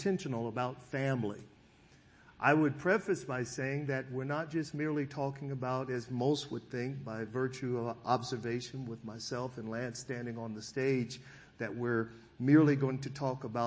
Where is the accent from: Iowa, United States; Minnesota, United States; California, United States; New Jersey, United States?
California, United States; Sacramento; also born or lived in Foothill Farms, California; I was raised in the Del Paso Heights community in Sacramento, and later my family would be we would actually move into an area called Foothill Farms